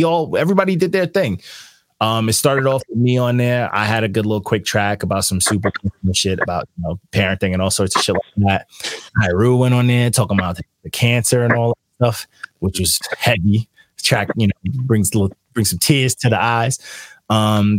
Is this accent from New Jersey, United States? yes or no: no; New York, United States; I'm from New York